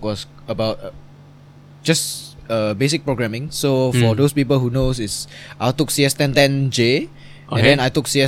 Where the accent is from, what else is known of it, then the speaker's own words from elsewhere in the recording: Indonesia; now in Singapore; I'm from Indonesia